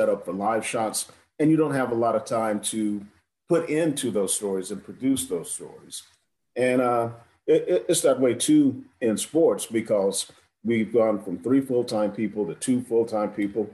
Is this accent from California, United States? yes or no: no; South Carolina, United States; as a black guy growing up in South Carolina